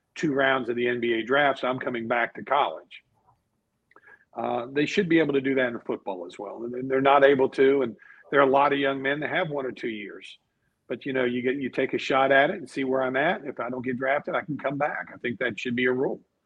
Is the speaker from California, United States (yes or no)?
no; Newport, North Carolina, United States; my hometown of Newport